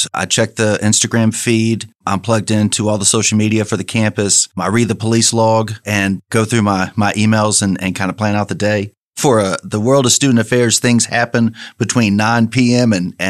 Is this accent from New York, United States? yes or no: no; Orange, Texas, United States; moved away as an adult; also born or lived in Lake Charles, Louisiana; I am from Orange, Texas.